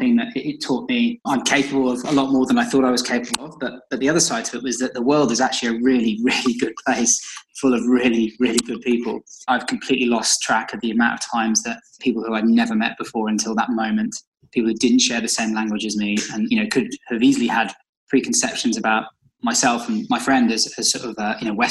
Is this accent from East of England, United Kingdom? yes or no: no; Shrewsbury, West Midlands, United Kingdom; moved away as an adult; also born or lived in London; my hometown in Shrewsbury